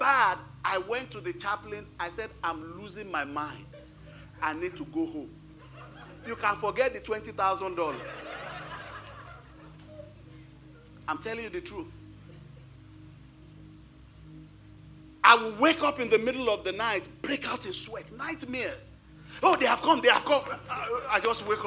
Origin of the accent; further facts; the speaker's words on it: Nigeria; moved away as an adult; now in United States; I came to the United States November 8th. We left Nigeria November 7th.